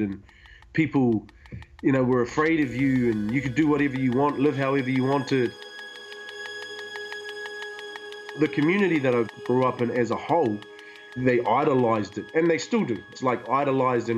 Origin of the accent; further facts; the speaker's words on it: Hawke's Bay, New Zealand; I was raised in the Hawke's Bay